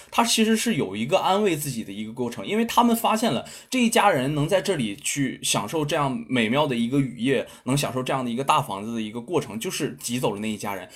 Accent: China; 我们的，呃，中国

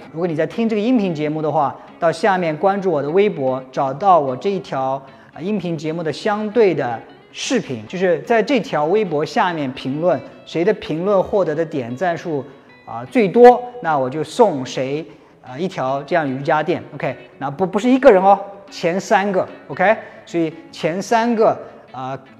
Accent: Jiangsu, China; moved away; 我是回老家度过。那我的老家呢，在江苏

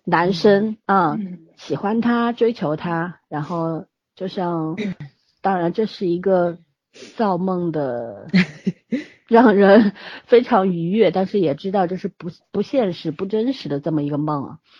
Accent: China; 我们中国人

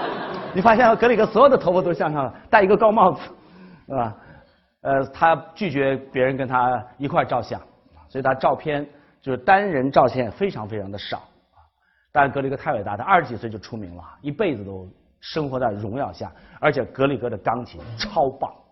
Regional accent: China; 我们中国人的听觉当中

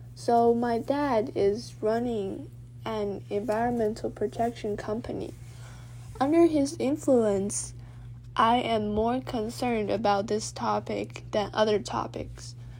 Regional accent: Dali, Yunnan, China; also born or lived in Beijing, China; we decided to move to Dali, Yunnan, where the air is clear and sunny

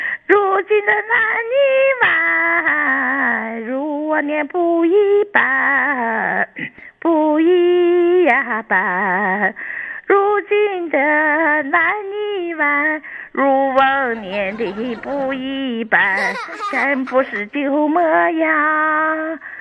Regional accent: Dalian, Liaoning, China; 大连人啊，

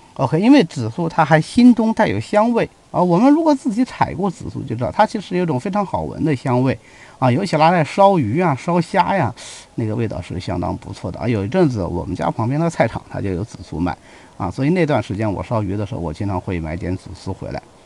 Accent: China; 我们中国人有焚香的习惯

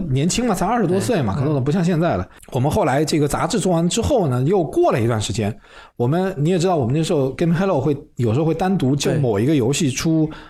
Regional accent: Wuhan, Hubei, China; moved away as an adult; also born or lived in Shenzhen; 我老家在武汉嘛

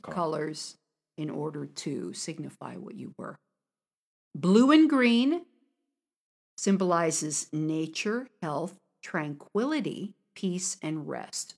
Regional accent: United States; now in China; from America

